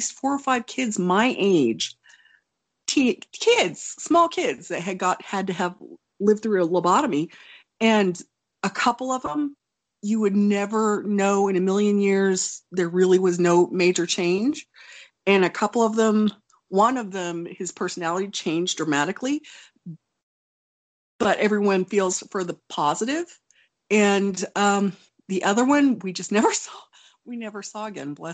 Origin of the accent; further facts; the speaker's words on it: Oklahoma, United States; also born or lived in Wonju, South Korea; growing up in Oklahoma